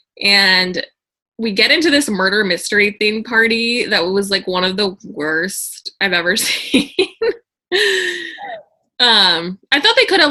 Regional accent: Scottsdale, Arizona, United States

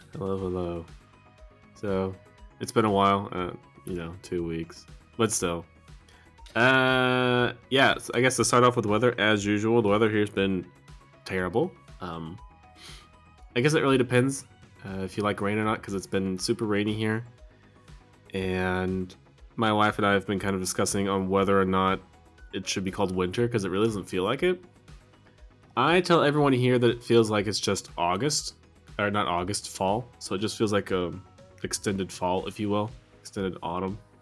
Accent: United States; moved away as an adult; now in Germany; I lived in the U S until I was almost twenty-one

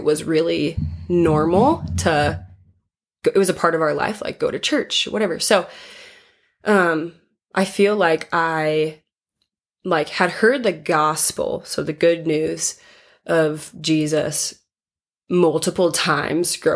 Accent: Ankeny, Iowa, United States; moved away as an adult; now in Minneapolis, United States; So I live in Minneapolis right now, but I was born and raised in Ankeny, Iowa.

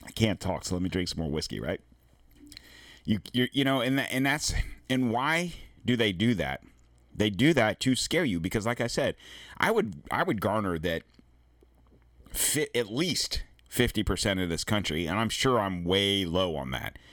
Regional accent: the South, United States; I'm from the South.

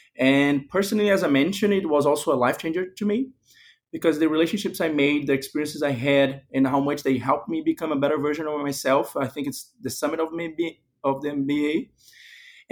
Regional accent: Brazil; moved away as an adult; I was born and raised in Brazil, while my father's family comes from Spain

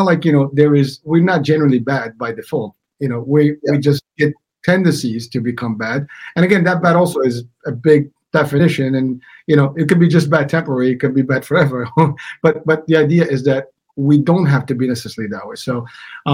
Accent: Morocco; now in United States; I'm from the States, but I am originally from Morocco

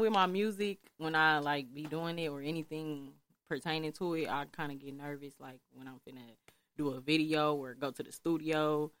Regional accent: Milwaukee, Wisconsin, United States; also born or lived in Atlanta; 33rd and Brown, born and raised.

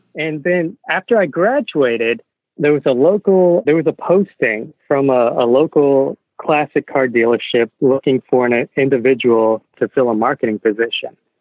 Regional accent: Texas, United States; growing up in Texas

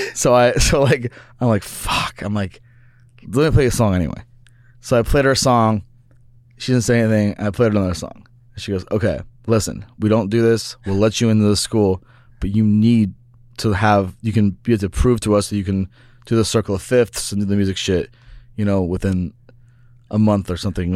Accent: Kansas City, Missouri, United States; moved away; also born or lived in Venice Beach, California; I grew up in Kansas City

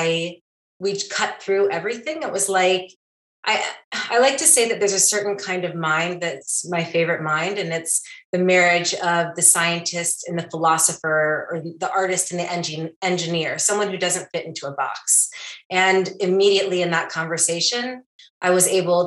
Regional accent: Charleston, South Carolina, United States; moved away; also born or lived in Washington, D.C. area; I grew up in Charleston, South Carolina, and was living in the DC area.

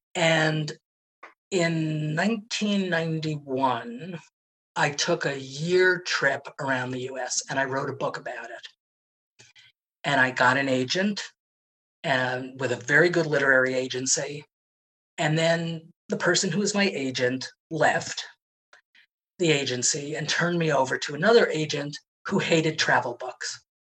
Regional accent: New York City, New York, United States; I grew up in Manhattan

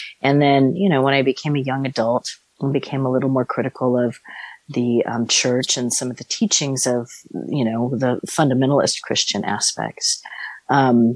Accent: San Francisco Bay Area, California, United States; I grew up in the San Francisco Bay Area

